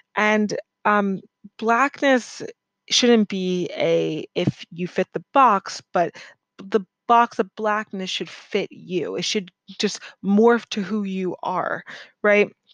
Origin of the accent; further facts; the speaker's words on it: United States; I grew up in America